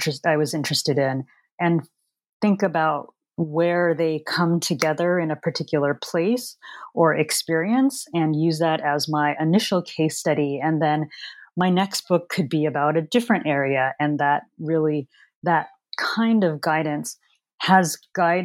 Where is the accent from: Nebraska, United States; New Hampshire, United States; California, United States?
California, United States; San Francisco; I was born in San Francisco, California, and my background is Chinese, Filipino, Portuguese, American. And I really was exposed to a lot of different kinds of cultures and backgrounds as I was growing up in the San Francisco Bay Area.